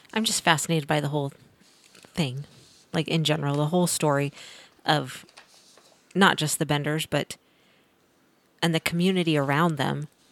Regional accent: Missouri, United States; now in Kansas, United States; I'm from Missouri, so I'm a transplant

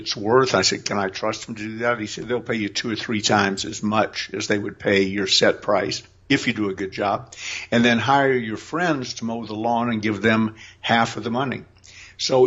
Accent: Atlanta, Georgia, United States; moved away as an adult; also born or lived in Massachusetts; now in California, United States; I was raised a Southerner. Atlanta is my

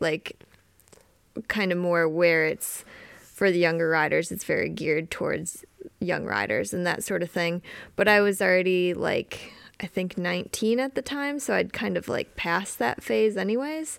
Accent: Wisconsin, United States; I grew up riding in Wisconsin

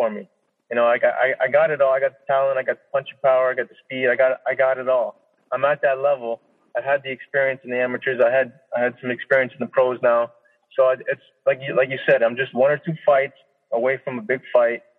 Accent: Niagara Falls, Ontario, Canada; my hometown, Niagara Falls, Ontario

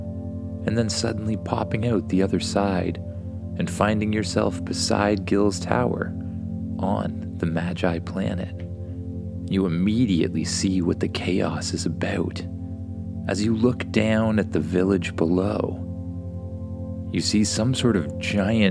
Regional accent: Canada; my home country, Canada

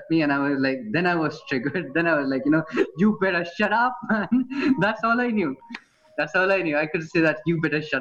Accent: Fujairah, United Arab Emirates; first language Hindi; English is a second language; since I grew up here in Fujairah, the way how I speak the mother tongue, which is Hindi, was a little bit different.

